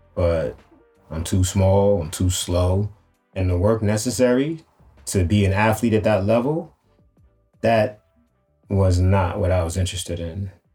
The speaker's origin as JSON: {"language": "English", "town": "New York City", "region": "New York", "country": "United States", "tie": "born or raised there", "said": "growing up in Harlem"}